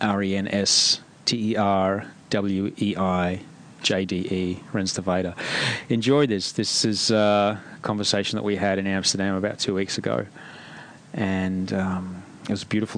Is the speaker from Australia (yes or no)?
yes; Australia; I grew up in Australia. I went to school Australia, in Australia.